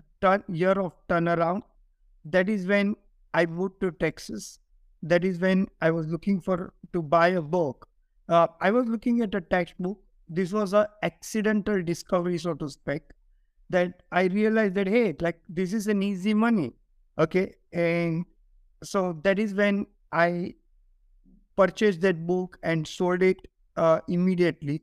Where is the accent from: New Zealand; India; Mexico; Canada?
India; moved away as an adult; now in United States; I grew up in India